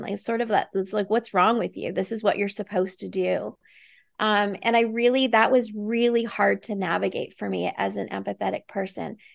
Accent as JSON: {"language": "English", "town": "Vancouver", "region": "British Columbia", "country": "Canada", "said": "I live in Vancouver, British Columbia, so I'm a Canadian."}